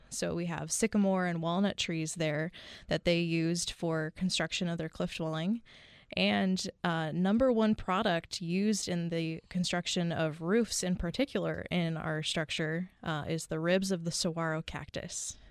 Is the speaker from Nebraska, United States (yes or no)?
no; Bay Area near San Francisco, California, United States; moved away as an adult; also born or lived in Hawaii; now in Arizona, United States; born and raised in the, the Bay Area near San Francisco.